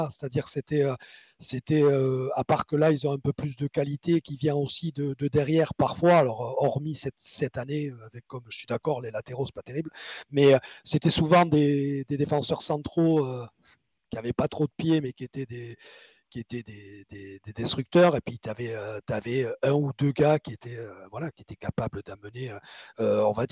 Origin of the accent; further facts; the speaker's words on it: Basque Country, Spain; je suis espagnol. Moi, je suis moitié, je suis un basque, hein, moitié espagnol, moitié français.